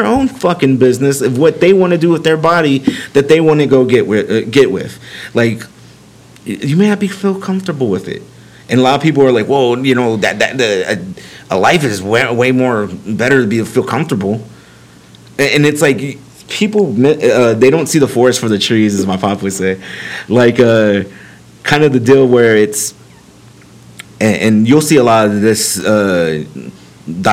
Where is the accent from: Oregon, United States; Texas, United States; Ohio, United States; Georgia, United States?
Texas, United States; me being a Texan, I've lived in the state my entire life